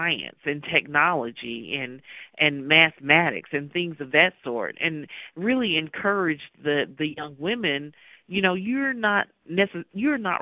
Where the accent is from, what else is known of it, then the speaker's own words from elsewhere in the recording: Mississippi, United States; growing up in Mississippi